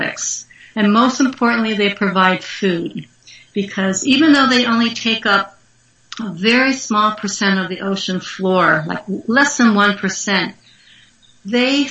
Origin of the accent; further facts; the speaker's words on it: Connecticut, United States; now in Hawaii, United States; I grew up in Connecticut and never went to the ocean